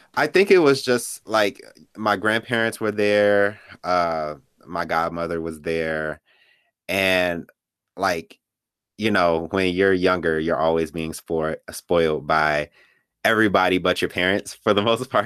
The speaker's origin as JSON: {"language": "English", "town": "Gary", "region": "Indiana", "country": "United States", "tie": "born or raised there", "also_born_or_lived": "Chicago, Illinois", "said": "I was born in Chicago, Illinois, on the South Side. and, but I was mostly raised in Gary, Indiana, that's where I went to school, that's pretty much where I grew up"}